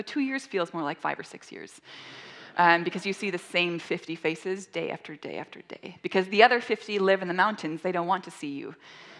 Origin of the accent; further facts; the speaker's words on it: Mazeppa, Minnesota, United States; moved away as an adult; also born or lived in St Andrews, Scotland; now in Spokane, United States; the largest place I'd ever lived was my hometown of Mazeppa, Minnesota, which is about 600 people.